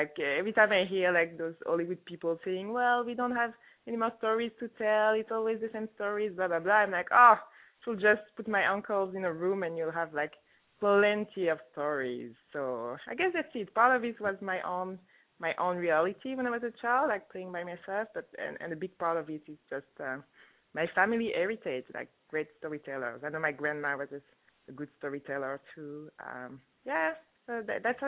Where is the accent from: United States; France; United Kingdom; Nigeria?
France; also born or lived in Congo; now in Toronto, Canada; I was born in France, grew up in France, even though I'm from Congo